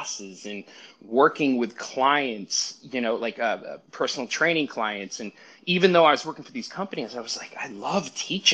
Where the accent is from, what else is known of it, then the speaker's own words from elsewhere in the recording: Brockton, Massachusetts, United States; now in Los Angeles, United States; I grew up in a town south of Boston called Brockton.